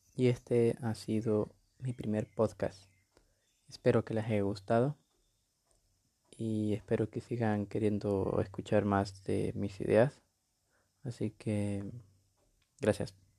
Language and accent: Spanish; Honduras; Tengo 20 años y soy de Honduras.